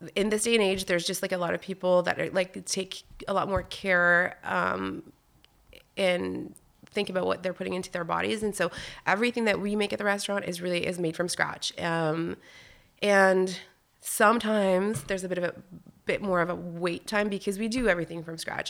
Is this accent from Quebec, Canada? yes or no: yes; Wakefield, Quebec, Canada; first language French; English is a second language; moved away as an adult; also born or lived in Val-d'Or, Quebec / Whistler, British Columbia; I grew up in Wakefield